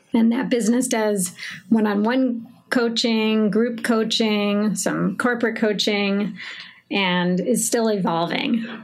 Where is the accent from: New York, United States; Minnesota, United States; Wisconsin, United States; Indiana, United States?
Minnesota, United States; Minneapolis; I'm 45 years old and I'm from Minneapolis